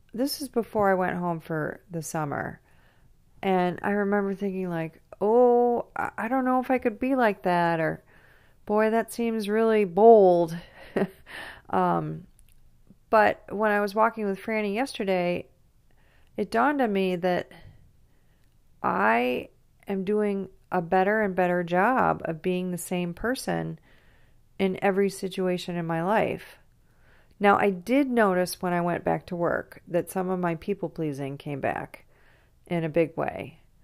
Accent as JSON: {"language": "English", "town": "Grosse Pointe", "region": "Michigan", "country": "United States", "tie": "born or raised there"}